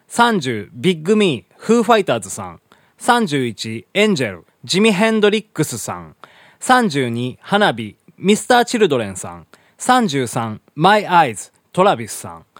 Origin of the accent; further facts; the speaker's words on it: Hiroshima, Japan; 地元の広島でですねあの毎年8月に歌われる、まあ、これ原爆のね歌なんでございますけどね小学校の頃からね、まあ、ずっと歌っておりまして